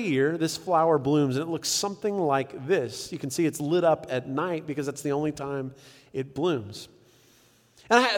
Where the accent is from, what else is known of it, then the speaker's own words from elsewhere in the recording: San Diego, California, United States; I grew up in San Diego